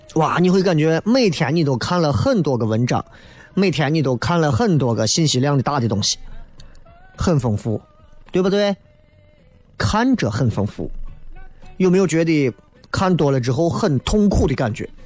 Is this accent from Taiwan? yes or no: no; Xi'an, Shaanxi, China; 我们西安人